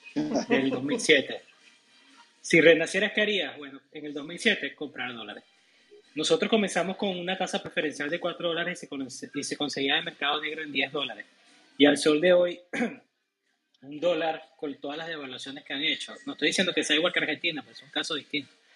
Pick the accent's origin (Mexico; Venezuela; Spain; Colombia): Venezuela; moved away as an adult; now in United States